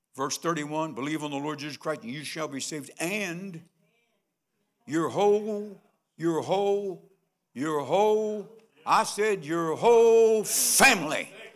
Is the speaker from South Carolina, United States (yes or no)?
no; Nitro, West Virginia, United States; I was born on sixteenth Street, sixteen twenty-eight, sixteenth Street, Nitro, West Virginia